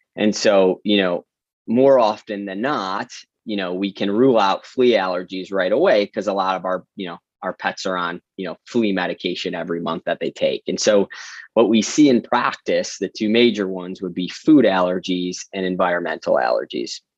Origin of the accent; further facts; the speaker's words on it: Detroit, Michigan, United States; moved away as an adult; also born or lived in New York City; born and raised in Metro Detroit, a Midwesterner at heart